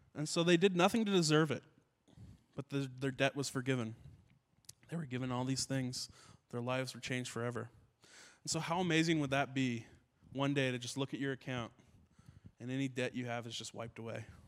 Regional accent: Ottawa, Ontario, Canada; I grew up in Ottawa, and uh, in Ottawa

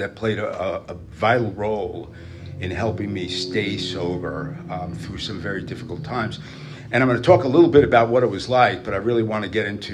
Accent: New York City, New York, United States; moved away; I'm not from here originally. I grew up in New York. I was born in Brooklyn

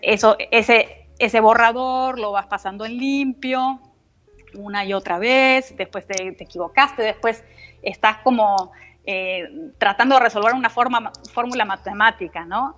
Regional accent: Argentina; moved away; somos argentinos, solo nosotros dos

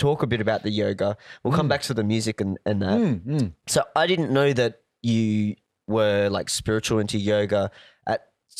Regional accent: Cairns, Queensland, Australia; I grew up in Cairns

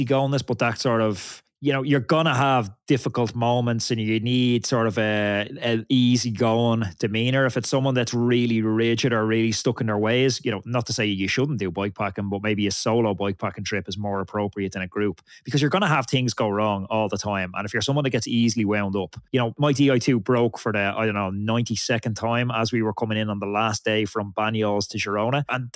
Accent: Ireland; as an Irish rider

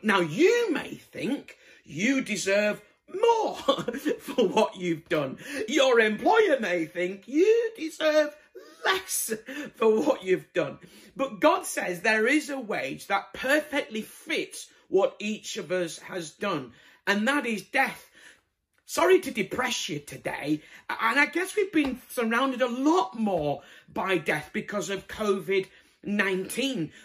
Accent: Bradford, Yorkshire and the Humber, United Kingdom; moved away; I'm originally from Bradford

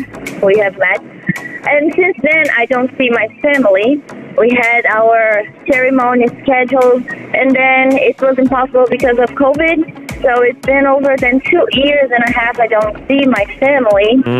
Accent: Brazil; first language Portuguese; English is a second language; moved away as an adult; now in United States; I'm from Brazil, and I've been here in the U.S. since February 2019.

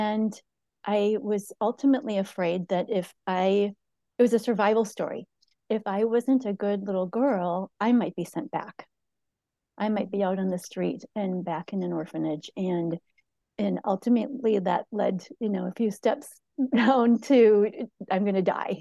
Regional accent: St. Paul, Minnesota, United States; now in Hudson, United States; I live in Hudson, Wisconsin. I was raised in St. Paul, Minnesota

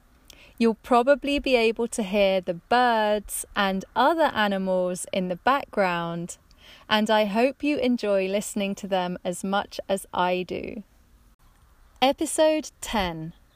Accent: England, United Kingdom; accent: neutral English; I grew up in the countryside in the middle of England, and my English accent is very neutral.

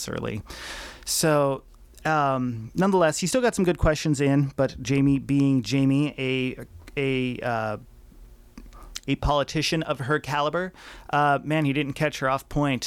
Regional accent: Butte, Montana, United States; also born or lived in Missoula; now in Vancouver, United States; I would be representing Butte, the rough and tumble drunken fighting town, as my hometown is known to be

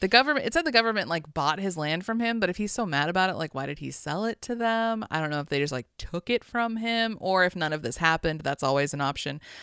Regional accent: Las Vegas, Nevada, United States; born or raised there

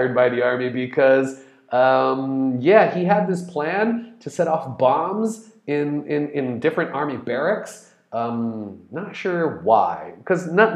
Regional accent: Brazil; I'm Brazilian, I'm in Brazil.

